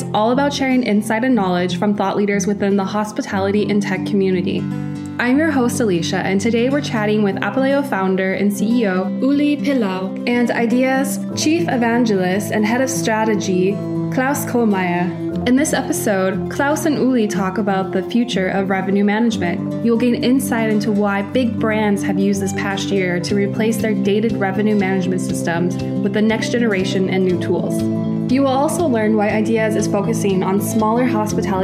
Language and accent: English; Minneapolis, Minnesota, United States; now in Munich, Germany; my hometown of Minneapolis, Minnesota